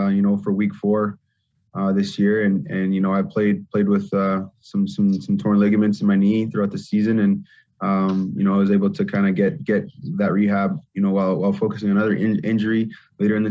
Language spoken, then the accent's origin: English; Canada; being a Canadian running back coming from junior.